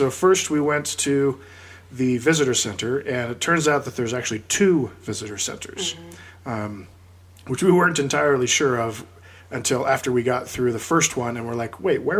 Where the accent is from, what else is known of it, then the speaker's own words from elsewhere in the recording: Seattle, Washington, United States; we grew up in Seattle